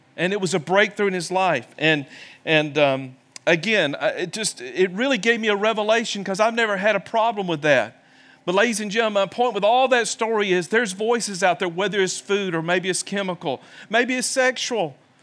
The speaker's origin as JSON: {"language": "English", "region": "the South", "country": "United States", "also_born_or_lived": "Birmingham, Alabama", "moved": "yes", "said": "I come from the South"}